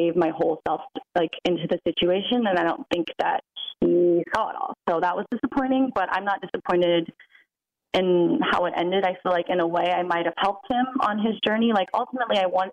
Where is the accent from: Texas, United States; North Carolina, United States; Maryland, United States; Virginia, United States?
Virginia, United States; Virginia Beach; moved away as an adult; also born or lived in New York; I'm from Virginia Beach. I grew up there.